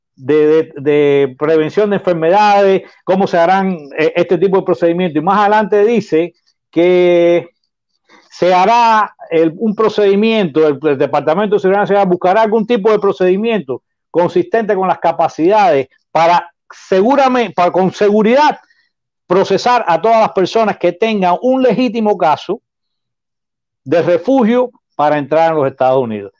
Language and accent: Spanish; Cuba; now in United States; yo soy cubano, y tengo, no tengo familia ya en Cuba porque todas las he traído para acá